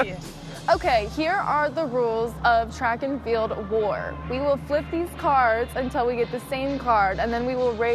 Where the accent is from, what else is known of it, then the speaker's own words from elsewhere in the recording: Broomfield, Colorado, United States; moved away; I'm from Broomfield, Colorado